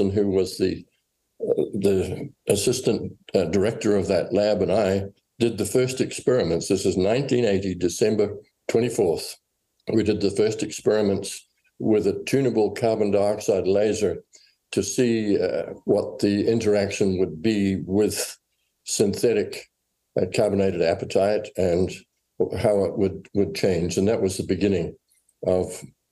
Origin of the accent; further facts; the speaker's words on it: New Zealand; moved away as an adult; also born or lived in England / Rochester, New York, United States; now in United States; I was born in New Zealand and grew up there and went to England for a few years and back to New Zealand.